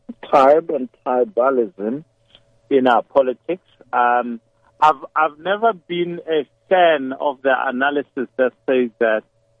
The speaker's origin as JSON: {"language": "English", "town": "Hammanskraal", "region": "Gauteng", "country": "South Africa", "tie": "born or raised there", "said": "I grew up in Hammanskraal. Next to me was Sosha Nguve"}